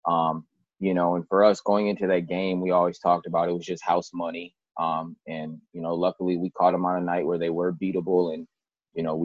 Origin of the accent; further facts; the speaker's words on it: Minneapolis, Minnesota, United States; also born or lived in Richfield, Minnesota; I am from Minneapolis. Went to high school at Holy Angels for a year, and then I transferred to Richfield, and that was where I graduated high school